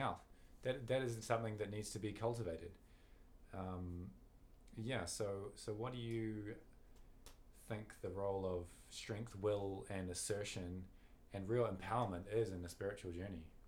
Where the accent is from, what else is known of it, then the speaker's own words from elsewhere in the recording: New Zealand; we're, we're casting from New Zealand